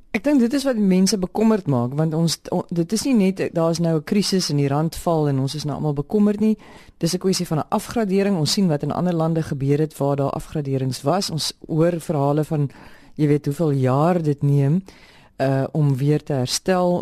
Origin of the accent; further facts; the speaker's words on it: South Africa; Ons is Suid-Afrikaners